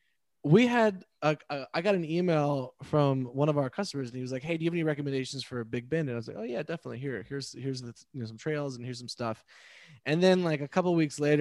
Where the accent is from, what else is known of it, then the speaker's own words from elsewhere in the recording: Texas, United States; as a Texan, right? I grew up kind of drenched in it